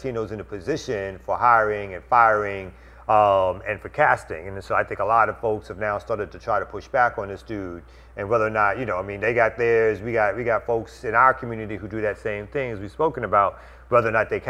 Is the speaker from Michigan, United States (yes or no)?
no; New York City, New York, United States; I'm from New York, from Brooklyn